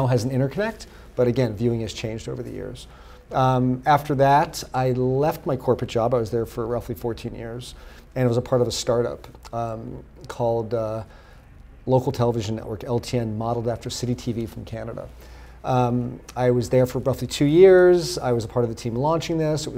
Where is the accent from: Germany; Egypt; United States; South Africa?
United States; Los Angeles, California; growing up in Los Angeles